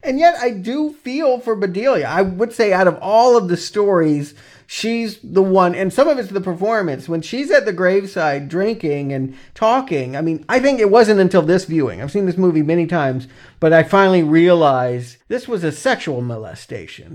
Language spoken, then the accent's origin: English; the South, United States; moved away; also born or lived in Atlanta, Georgia / South Carolina; I'm from the South